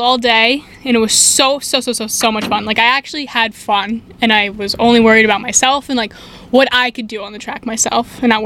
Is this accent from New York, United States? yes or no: yes; New York, United States; moved away as an adult; also born or lived in Tennessee; I'm from New York